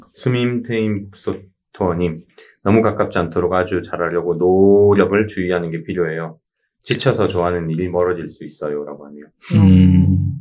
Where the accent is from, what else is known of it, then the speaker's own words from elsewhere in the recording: South Gyeongsang, South Korea; moved away; 저는 고향이 경남 쪽이다 보니까